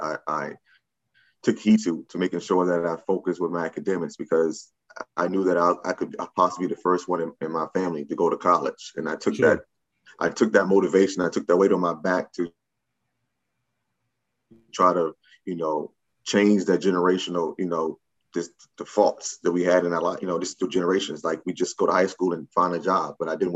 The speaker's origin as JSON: {"language": "English", "town": "Richmond", "region": "Virginia", "country": "United States", "tie": "born or raised there", "said": "I'm originally from Richmond, Virginia."}